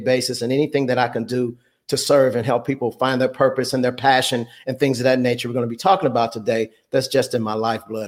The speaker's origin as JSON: {"language": "English", "town": "Chicago", "region": "Illinois", "country": "United States", "said": "I'm actually originally from Chicago, and I went to a vocational."}